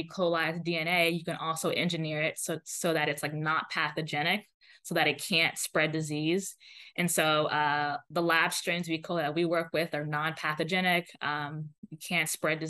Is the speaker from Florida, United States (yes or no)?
yes; Florida, United States; also born or lived in Atlanta, Georgia / Pasadena, California; now in Cambridge, United States; I'm from Florida, and I wanted to just be closer to family